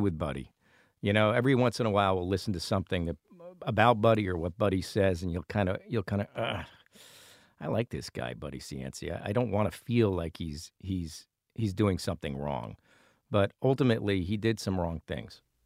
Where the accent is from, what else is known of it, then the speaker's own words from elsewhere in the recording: Providence, Rhode Island, United States; we come from Federal Hill in Providence